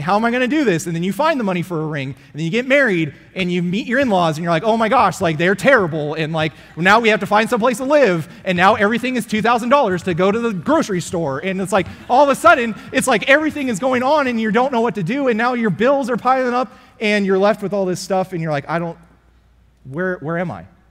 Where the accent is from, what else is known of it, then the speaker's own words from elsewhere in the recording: California, United States; now in Frisco, United States; I'm from California